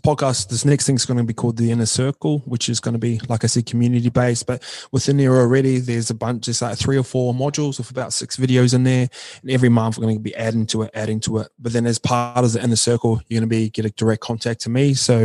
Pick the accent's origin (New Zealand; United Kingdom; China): New Zealand; I'm from New Zealand, so I kind of gravitate towards that.